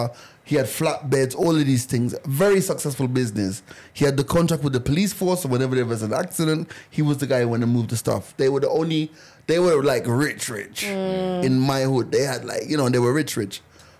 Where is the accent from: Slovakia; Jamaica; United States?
Jamaica; moved away; When I was growing up in Jamaica